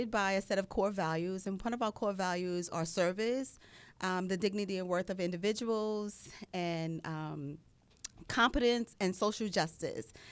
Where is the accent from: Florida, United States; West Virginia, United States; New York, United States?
New York, United States; New York City; moved away; I was born and raised in Long Island City, Queens. I'm a proud community member of Queensbridge Housing Development, where I got my informal training on life.